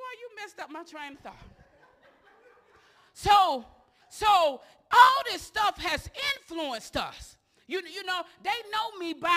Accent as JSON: {"language": "English", "town": "Osceola", "country": "United States", "said": "I'm from Osceola. Osceola is divided up between Babylon, the Projects, Wildcat, and who? College Hill, Fieldstone"}